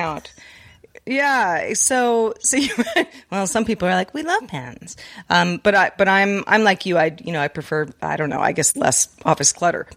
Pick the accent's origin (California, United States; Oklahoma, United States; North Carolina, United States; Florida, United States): California, United States; Sonoma County; I am from Sonoma County, California